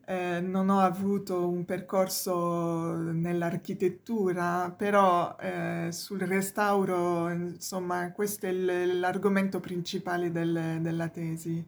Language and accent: Italian; Provence-Alpes-Côte d'Azur, France; Italian is a second language; moved away as an adult; also born or lived in Paris; now in Rome, Italy; in Francia io sono della Provenza del Sud